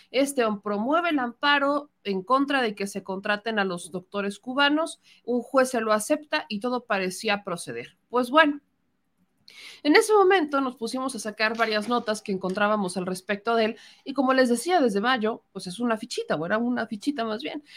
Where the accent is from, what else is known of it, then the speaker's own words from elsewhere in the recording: Puebla, Mexico; como poblana